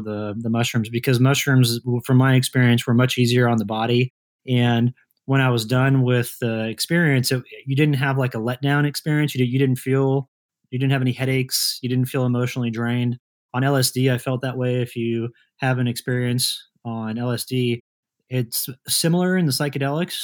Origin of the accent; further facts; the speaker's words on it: Kansas, United States; moved away as an adult; also born or lived in Colorado; two friends of mine that I grew up with in Kansas